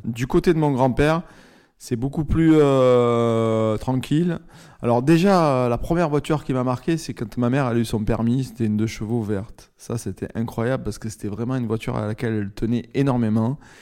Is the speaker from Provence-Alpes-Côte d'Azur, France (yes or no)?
yes; Marseille, Provence-Alpes-Côte d'Azur, France; j'ai grandi à Marseille, dans une famille assez euh, populaire